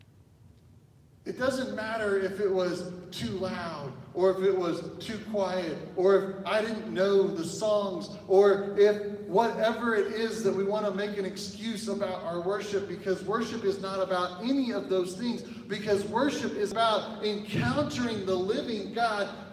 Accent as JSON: {"language": "English", "region": "Oklahoma", "country": "United States", "said": "I am from Oklahoma"}